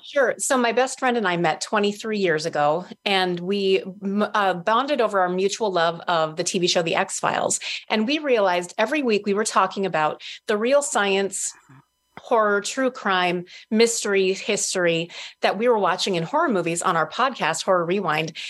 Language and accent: English; Minnesota, United States; also born or lived in Duluth, Minnesota; I'm born and raised in Minnesota. I live in Duluth, which is northern Minnesota.